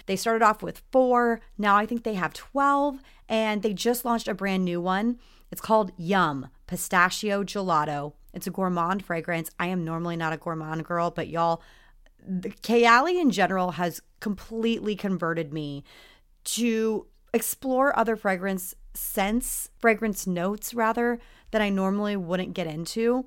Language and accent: English; Texas, United States; I grew up in Texas, so it was very much, like, the Southern girl thing